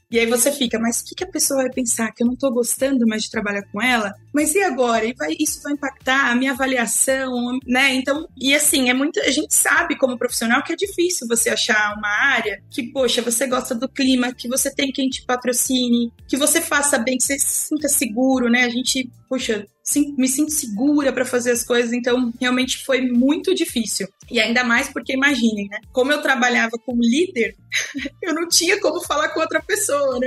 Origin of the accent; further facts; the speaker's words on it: Brazil; comunidade Sacadura Cabral, que foi onde eu nasci, vivi lá por é, 20 anos